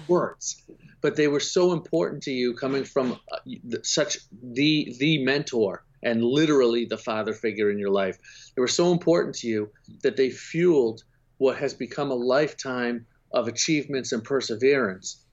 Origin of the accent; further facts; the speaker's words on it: Boston, Massachusetts, United States; I'm from Boston, so it gets very cold there